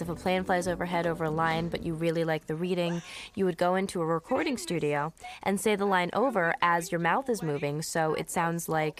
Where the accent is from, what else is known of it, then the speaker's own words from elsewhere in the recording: New Jersey, United States; also born or lived in Brooklyn, New York; I moved from Brooklyn to New Jersey when I was supposedly supposed to go into kindergarten